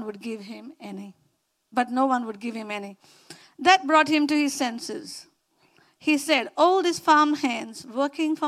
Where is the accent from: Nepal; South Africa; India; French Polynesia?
India; accent: Indian; moved away; my Indian accent